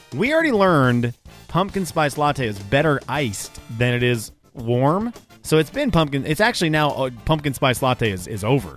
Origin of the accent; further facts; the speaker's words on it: Venezuela; moved away; where I grew up in Venezuela